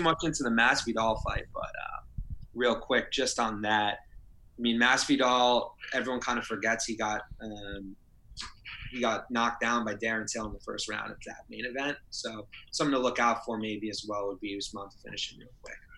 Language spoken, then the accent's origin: English; New Jersey, United States; I'm from Jersey